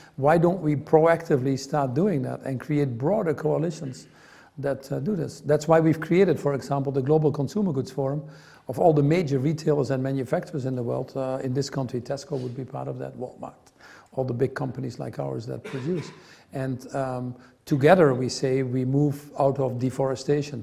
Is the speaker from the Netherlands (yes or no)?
yes; Netherlands; I grew up in the Netherlands